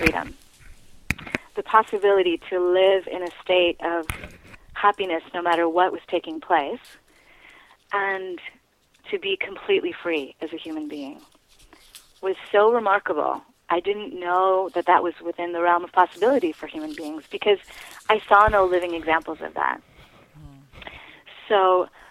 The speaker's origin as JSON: {"language": "English", "town": "New York City", "region": "New York", "country": "United States", "tie": "born or raised there", "said": "I was raised in New York City, predominantly around very successful people"}